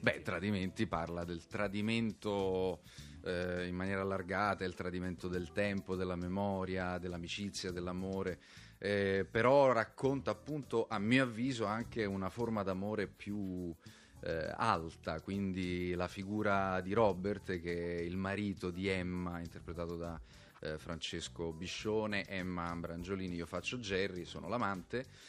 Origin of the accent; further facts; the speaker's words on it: Bagheria, Sicily, Italy; Io sono di Bagheria